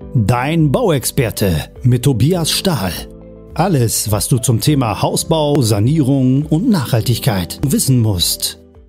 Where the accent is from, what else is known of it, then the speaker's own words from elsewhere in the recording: Germany; bei uns in Deutschland